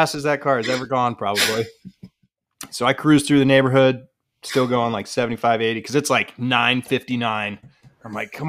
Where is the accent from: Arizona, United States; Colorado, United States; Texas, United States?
Colorado, United States; So I grew up in Colorado. Pretty conservative town.